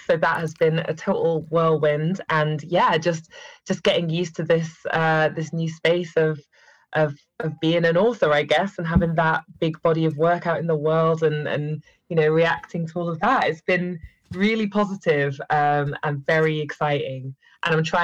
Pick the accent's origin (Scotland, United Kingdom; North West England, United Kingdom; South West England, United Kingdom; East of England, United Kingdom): North West England, United Kingdom; Manchester; accent: northern; moved away as an adult; also born or lived in Cheshire; now in London, United Kingdom; I'm originally from Manchester, which is where this northern accent comes from, even though I've now been in London for 9 years